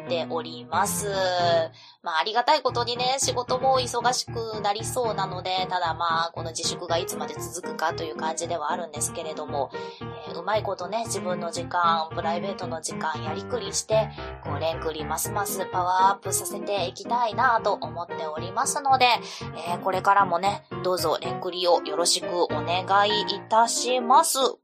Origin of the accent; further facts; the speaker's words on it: Kansai, Japan; moved away as an adult; also born or lived in Fukuoka; now in Kyoto, Japan; 私も主人も関西の出身ではあるんですけれども